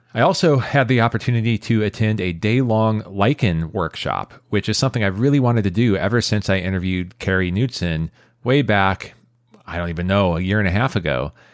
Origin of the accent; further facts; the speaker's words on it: San Jose, California, United States; my hometown of San Jose